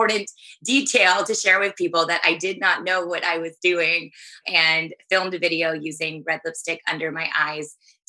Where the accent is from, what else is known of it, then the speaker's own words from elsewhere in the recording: Texas, United States; I grew up in Texas where I'm back at now